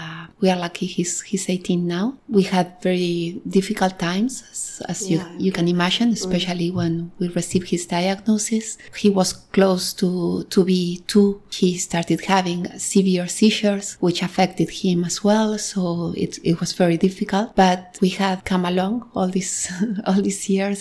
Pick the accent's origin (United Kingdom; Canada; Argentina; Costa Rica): Argentina; moved away as an adult; also born or lived in New York, United States; now in Barcelona, Spain; I'm originally from Argentina.